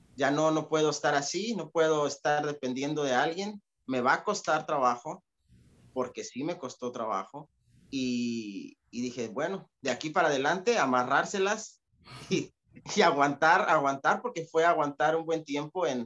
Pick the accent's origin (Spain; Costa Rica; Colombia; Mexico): Mexico; Atlixco, Puebla; moved away as an adult; also born or lived in New Jersey; now in United States; yo vengo de un lugar que se llama Atlixco, Atlixco, Puebla